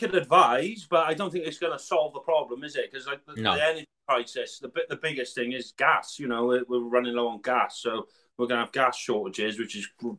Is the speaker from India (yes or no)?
no; South Wales, United Kingdom; I'm from Wales. Yeah. South Wales.